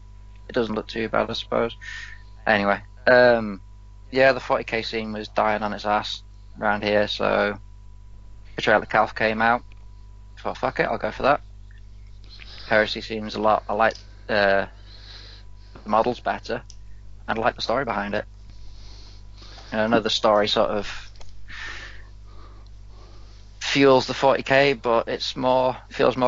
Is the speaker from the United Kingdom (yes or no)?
yes; Crewe, North West England, United Kingdom; I am from Crewe, northwestern England